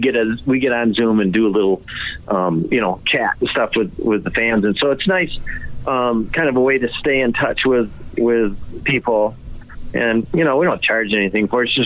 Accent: Mackinac Island area, Michigan, United States; now in Florida, United States; Well, that's where the area I'm from.

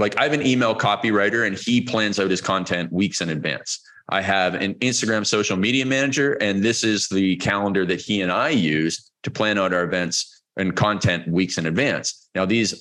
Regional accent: Toronto, Ontario, Canada; moved away as an adult; now in Cancun, Mexico; We're originally from Vancouver, which is where my wife is from, and Toronto area, which is where I am from

